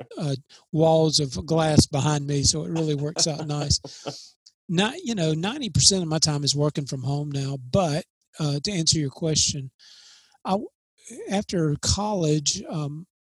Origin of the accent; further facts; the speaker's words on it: Columbus, Mississippi, United States; moved away; I was raised in Columbus, Mississippi, outside of Columbus, called New Hope, Mississippi, a little small community